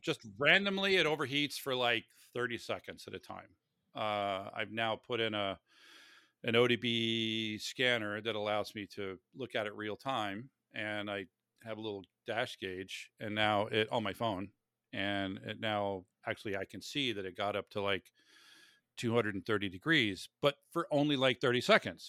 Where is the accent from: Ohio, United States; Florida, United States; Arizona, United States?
Florida, United States; I grew up in Florida